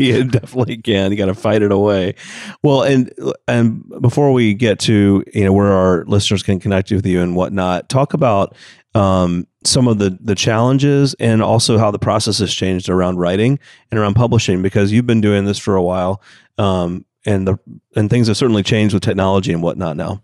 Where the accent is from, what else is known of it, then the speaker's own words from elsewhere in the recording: Atlanta, Georgia, United States; Atlanta, Georgia, of course, my hometown